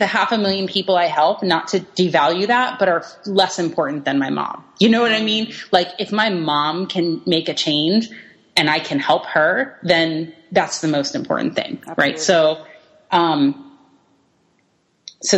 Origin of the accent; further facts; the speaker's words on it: East Coast, United States; I'm from the East Coast